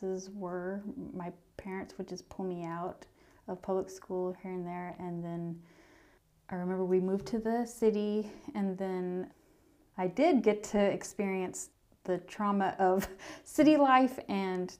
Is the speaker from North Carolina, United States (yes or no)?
yes; North Carolina, United States; also born or lived in Payson, Utah; growing up in North Carolina